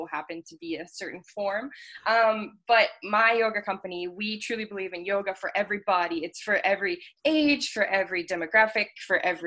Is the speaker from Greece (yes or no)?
no; Calgary, Alberta, Canada; also born or lived in Toronto; I grew up here most of my life